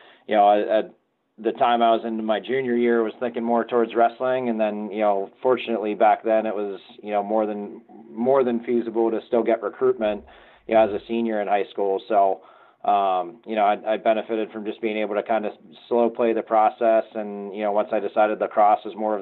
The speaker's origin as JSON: {"language": "English", "town": "Pittsburgh", "region": "Pennsylvania", "country": "United States", "tie": "born or raised there", "said": "growing up in Pittsburgh"}